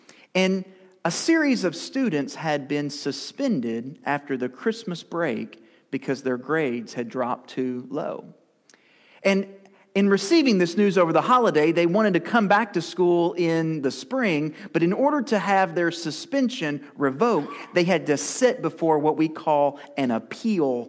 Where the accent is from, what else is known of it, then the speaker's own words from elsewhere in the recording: Lewisport, Kentucky, United States; now in Campbellsville, United States; to Lewisport, my hometown, to visit my family